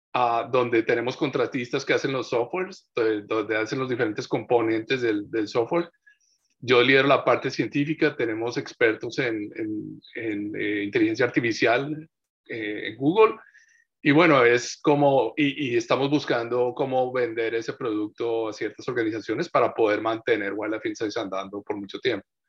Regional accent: Colombia; moved away as an adult; now in Takoma Park, United States; yo nací en Colombia.

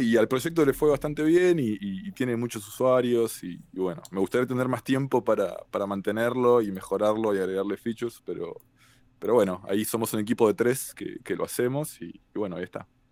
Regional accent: Argentina; now in Cambridge, United States; soy este, argentino, tengo 36 años

